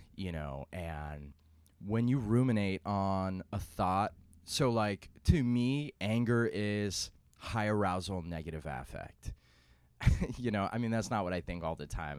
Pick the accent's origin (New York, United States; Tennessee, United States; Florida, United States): New York, United States; New York City; I'm from New York City